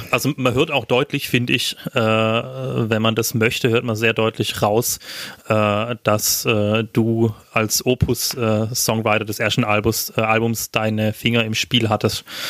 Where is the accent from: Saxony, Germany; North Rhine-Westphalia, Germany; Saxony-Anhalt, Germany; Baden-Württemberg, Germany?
Baden-Württemberg, Germany; Schwaigern; meinem Heimatdorf